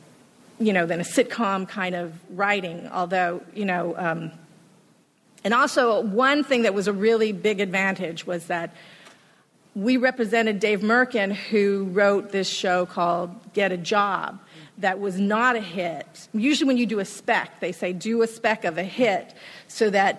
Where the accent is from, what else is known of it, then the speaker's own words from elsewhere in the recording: Hawaii, United States; moved away as an adult; also born or lived in Los Angeles; I'm originally from Hawaii